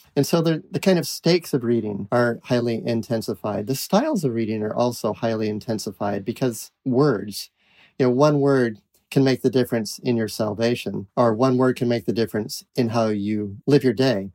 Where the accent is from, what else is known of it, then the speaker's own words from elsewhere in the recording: New England, United States; also born or lived in Utah / Iowa; I was born in Utah, but grew up in New England